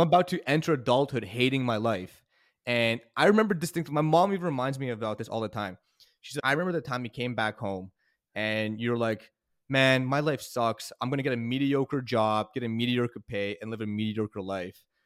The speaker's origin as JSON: {"language": "English", "country": "Canada", "moved": "as an adult", "lives_now": "United States", "said": "I'm Canadian"}